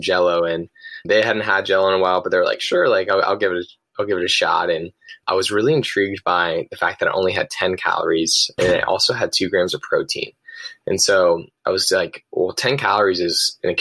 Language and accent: English; Los Angeles, California, United States; moved away as an adult; also born or lived in San Luis Obispo, California; I'm originally from Pacific Palisades, California. It's a town right between Santa Monica and Malibu